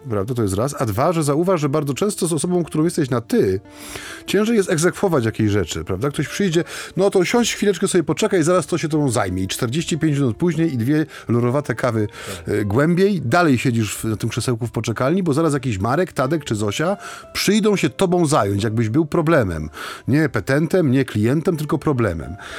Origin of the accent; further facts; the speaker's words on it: Silesian Voivodeship, Poland; U nas na Śląsku